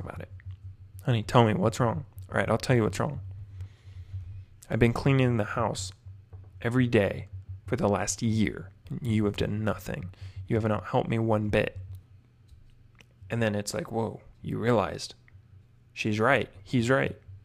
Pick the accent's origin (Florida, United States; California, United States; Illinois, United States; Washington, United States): Washington, United States; Whidbey Island; my hometown, Whidbey Island, Washington. It's where I grew up